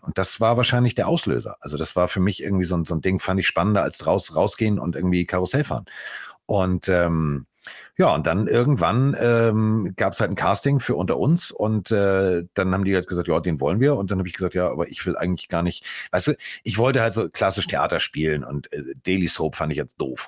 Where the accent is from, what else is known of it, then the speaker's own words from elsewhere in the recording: Hamburg, Germany; also born or lived in Cologne; Ich bin Hamburger durch und durch. Ich bin hier verwurzelt.